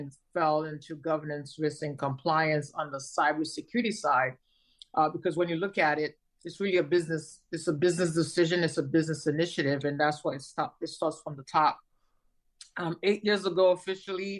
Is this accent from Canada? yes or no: no; New York, United States; moved away as an adult; also born or lived in Haiti; now in Florida, United States; I came to the United States when I was 10, grew up in New York